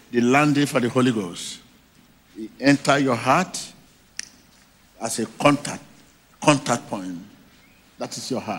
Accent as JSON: {"language": "English", "country": "Nigeria", "lives_now": "South Africa", "said": "I'm a Nigerian, but I live in South Africa."}